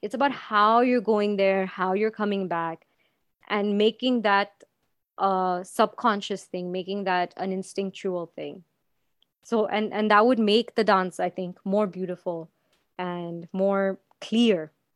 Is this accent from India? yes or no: yes; Anand, Gujarat, India; moved away; also born or lived in Dubai; my hometown, which is Anand in Gujarat